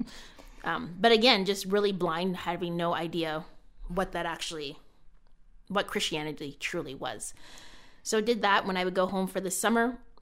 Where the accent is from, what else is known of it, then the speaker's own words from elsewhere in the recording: Canada; was born and raised in Canada